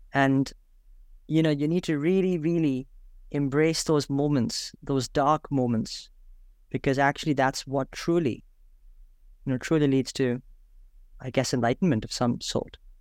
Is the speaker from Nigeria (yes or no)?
no; India; I'm from India